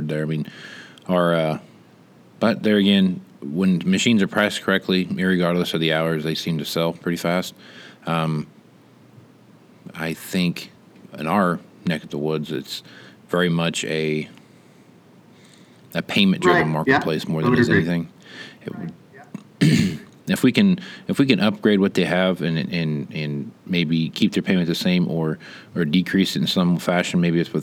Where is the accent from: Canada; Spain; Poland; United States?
Canada; as a Canadian